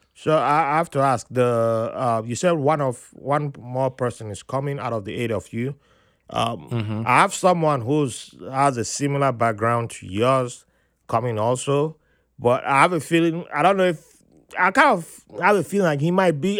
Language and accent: English; Benin City, Edo, Nigeria; moved away; also born or lived in Jos; I grew up in Benin there